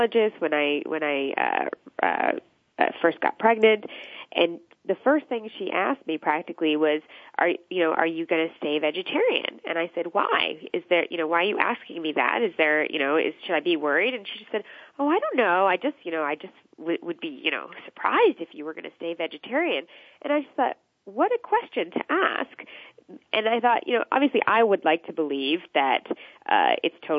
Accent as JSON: {"language": "English", "country": "United States", "tie": "born or raised there", "said": "my family is actually from India. I was born in the States. My family's from India"}